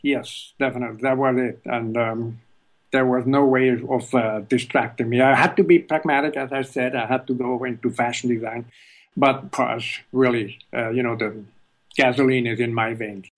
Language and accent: English; Switzerland; moved away as an adult; also born or lived in California; now in United States; I was born in Switzerland